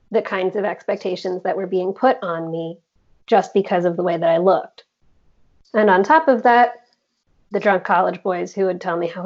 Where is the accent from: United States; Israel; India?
India; And me being Indian and him also being Indian, agreed that we were both Indians who didn't hang out with other Indians.